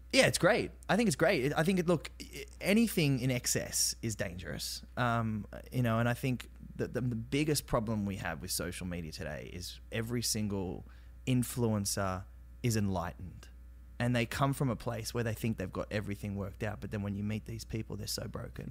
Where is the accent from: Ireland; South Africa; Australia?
Australia; accent: Aussie; moved away as an adult; I'm Australian.